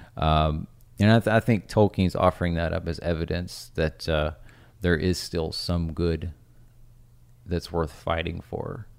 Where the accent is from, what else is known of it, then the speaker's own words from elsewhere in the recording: Cumberland Gap, Tennessee, United States; I grew up in Tennessee